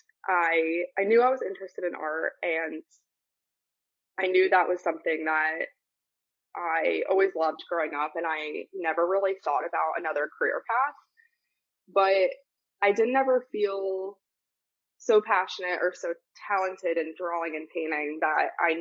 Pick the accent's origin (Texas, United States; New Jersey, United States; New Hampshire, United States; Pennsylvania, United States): Pennsylvania, United States; Warminster; I grew up in Warminster, Pennsylvania, actually in a small borough called Ivyland, so Council Rock School District in Bucks County, Pennsylvania